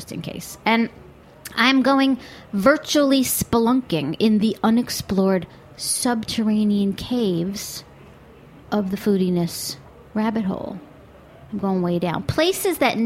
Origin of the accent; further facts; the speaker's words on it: United States; I'm American